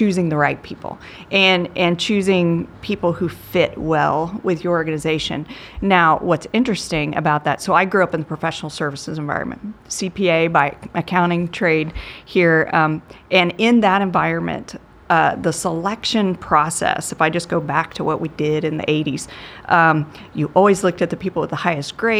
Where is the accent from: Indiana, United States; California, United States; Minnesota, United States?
Indiana, United States; Brownsburg; I am from Brownsburg, so Gordon Hayward came from our high school